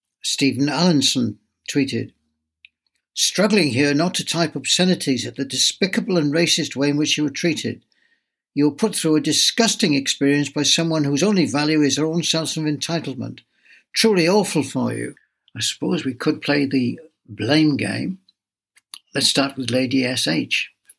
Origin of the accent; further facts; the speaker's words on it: United Kingdom; Where are you from? Me. Here, UK. No, but what nationality are you? I am born here and I am British.